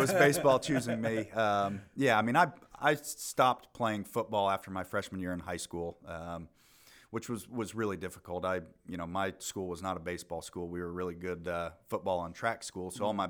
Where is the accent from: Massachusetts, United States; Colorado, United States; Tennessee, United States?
Colorado, United States; Fountain; So I was born in Colorado Springs, Colorado. Grew up in a little town called Fountain, just outside of there.